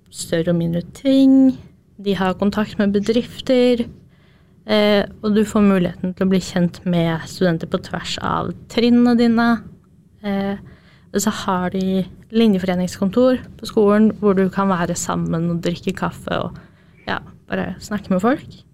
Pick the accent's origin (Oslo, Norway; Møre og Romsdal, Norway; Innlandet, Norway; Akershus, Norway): Innlandet, Norway; Jevnaker; moved away as an adult; now in Trondheim, Norway; er opprinnelig fra Jevnaker, et lite sted på Østlandet